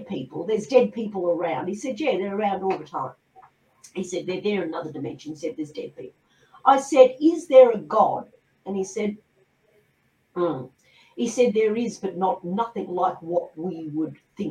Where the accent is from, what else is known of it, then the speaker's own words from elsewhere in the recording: Australia; I'm an Australian